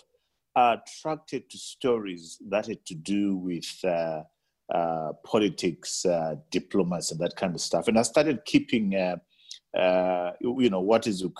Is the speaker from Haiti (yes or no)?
no; Bulawayo, Zimbabwe; I was born in Bulawayo, Pilo Hospital, in 1962, and my mother was a domestic worker, my father was a domestic worker, and it was a tough upbringing